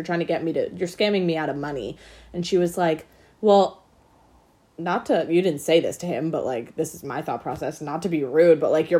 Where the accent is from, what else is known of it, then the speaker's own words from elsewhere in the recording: Brooklyn, New York, United States; accent: Brooklyn; I did it in my Brooklyn accent, the Easter Bunny.